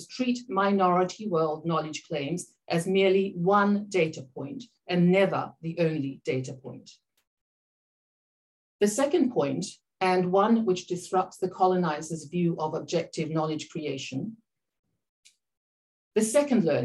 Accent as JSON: {"language": "English", "country": "Papua New Guinea", "said": "I am Papua New Guinea and I'm from the Pacific region"}